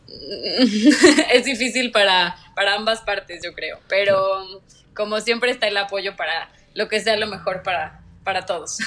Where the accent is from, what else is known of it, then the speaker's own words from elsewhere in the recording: Mexico; moved away as an adult; also born or lived in Mexico City / Lund, Sweden; now in Malaysia; siempre soy 100% orgullosamente mexicana